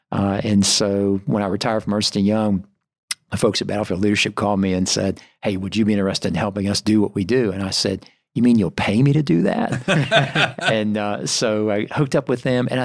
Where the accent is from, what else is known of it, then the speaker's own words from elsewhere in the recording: Greenville, United States; I am from the area, born and raised in Greenville.